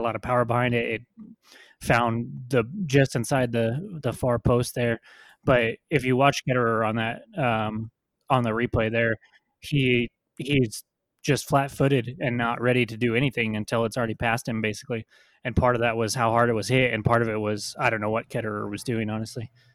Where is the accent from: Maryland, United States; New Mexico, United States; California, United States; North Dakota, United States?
New Mexico, United States; born and raised in New Mexico